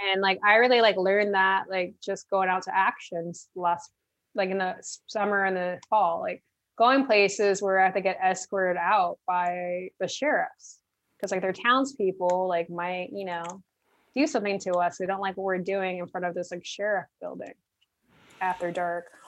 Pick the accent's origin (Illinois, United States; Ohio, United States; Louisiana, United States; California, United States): California, United States; moved away; I'm originally from California